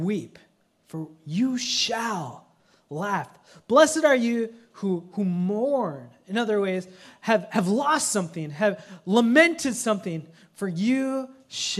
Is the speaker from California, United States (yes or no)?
no; Minnesota, United States; now in Seattle, United States; I grew up in Minnesota